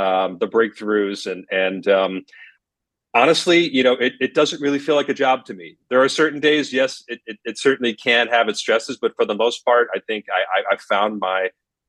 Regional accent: Scranton, Pennsylvania, United States; my hometown of Scranton, Pennsylvania

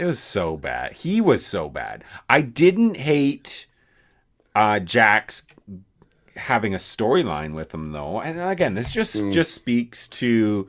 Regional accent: Canada; I'm Canadian.

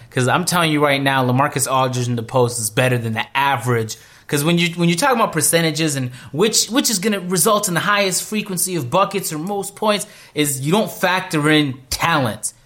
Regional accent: Canada; I'm from Canada

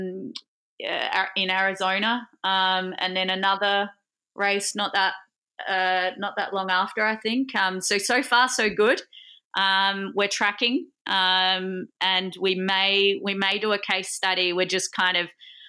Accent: Adelaide, South Australia, Australia; moved away as an adult; now in Melbourne, Australia; I initially wasn't from Melbourne, so I was from Adelaide.

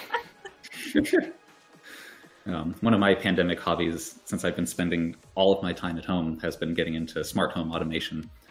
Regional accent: Utah, United States; now in Cambridge, Massachusetts, United States; I did grow up in Utah

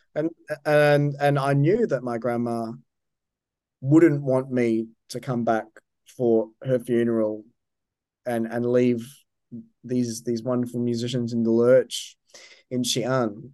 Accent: Brisbane, Queensland, Australia; moved away; also born or lived in New York / Manchester; Brisbane, my, my hometown

